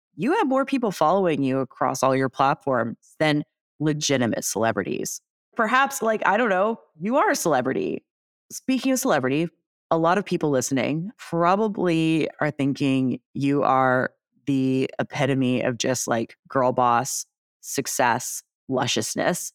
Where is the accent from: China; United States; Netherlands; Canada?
Canada; Toronto, Ontario; I'm from Toronto